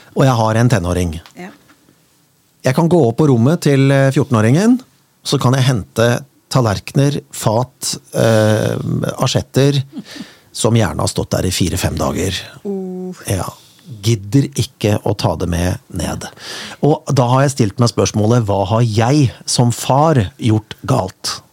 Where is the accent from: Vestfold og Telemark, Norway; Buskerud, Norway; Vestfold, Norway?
Buskerud, Norway; Kongsberg; jeg er jo fra Kongsberg